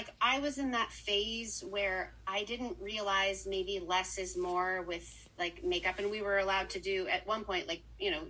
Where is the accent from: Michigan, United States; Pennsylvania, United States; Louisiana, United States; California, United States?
Pennsylvania, United States; so I'm from Pennsylvania, small town in Pennsylvania, and I grew up doing amusement park shows as my summer job